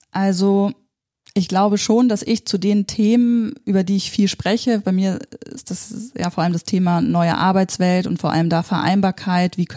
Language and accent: German; Bremen, Germany; hey, ich komme aus Bremen und Bremen ist echt cool, ihr müsst nicht alle nach Hamburg, hier ist auch gut.